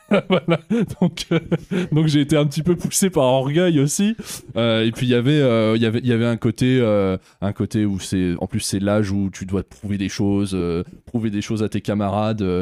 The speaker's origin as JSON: {"language": "French", "town": "Auxerre", "region": "Bourgogne-Franche-Comté", "country": "France", "tie": "born there", "said": "moi je suis né à Auxerre, j'ai de la famille là-bas"}